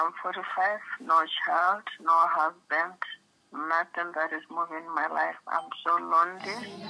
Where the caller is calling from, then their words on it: Gaborone, Botswana; I'm calling from Botswana.